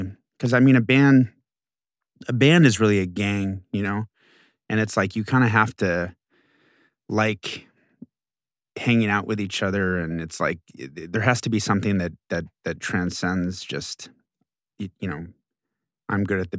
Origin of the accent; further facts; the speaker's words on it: Houston, Texas, United States; I was growing up in Houston, but I was not from Houston, and I always felt like an alien.